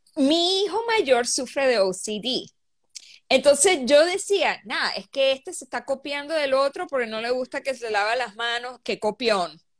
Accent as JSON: {"language": "Spanish", "country": "Venezuela", "also_born_or_lived": "Bahrain / Riyadh, Saudi Arabia", "moved": "as an adult", "lives_now": "Seattle, United States", "said": "soy venezolana. Ah, viví, aunque no viví mucho tiempo en Venezuela"}